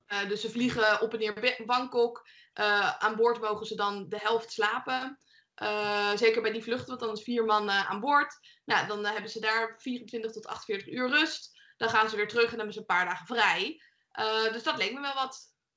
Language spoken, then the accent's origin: Dutch; Leiden, South Holland, Netherlands; ik kom zelf uit Leiden. Mijn, het huis, ik ben toevallig nu in mijn ouderlijk huis